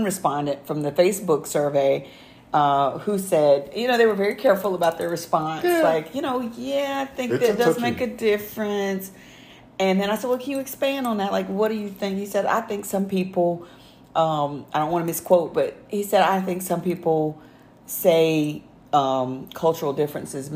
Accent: the South, United States; I was from the South, a small rural town, we didn't have that much diversity

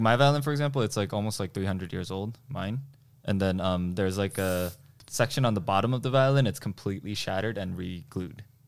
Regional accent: New Jersey, United States; born or raised there; first language Korean; English is a second language; also born or lived in South Korea

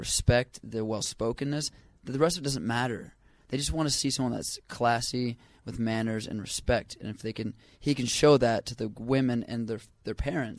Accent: Oklahoma, United States; now in Orange County, United States; I'm from Oklahoma.

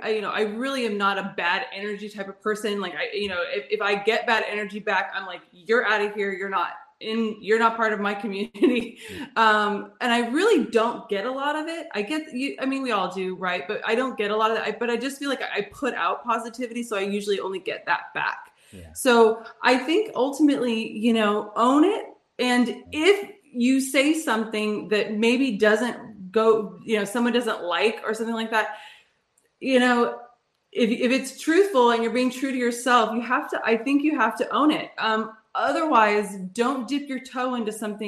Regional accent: California, United States; moved away; also born or lived in New York City; I'm from California, but I lived in New York City

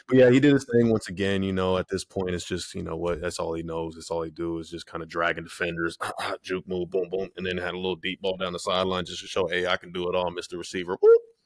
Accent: San Diego, California, United States; I'm from San Diego

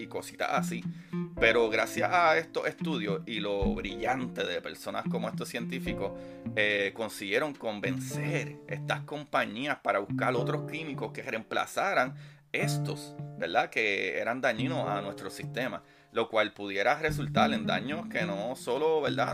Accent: Puerto Rico; mi país, Puerto Rico

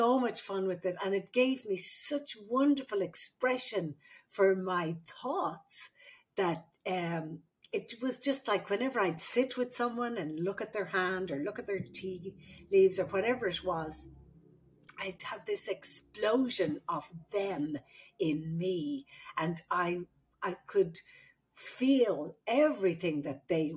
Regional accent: Ireland; moved away as an adult; also born or lived in Saudi Arabia; now in United States; I'm the Irish midwife

